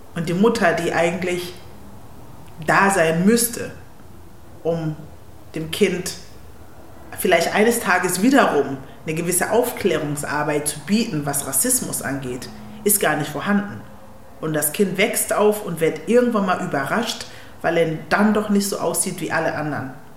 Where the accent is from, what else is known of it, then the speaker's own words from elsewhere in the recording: Kiel, Schleswig-Holstein, Germany; German is a second language; moved away; also born or lived in Ghana / Berlin; Ich bin in Ghana geboren, aufgewachsen in Kiel, bin mit zehn nach Deutschland gekommen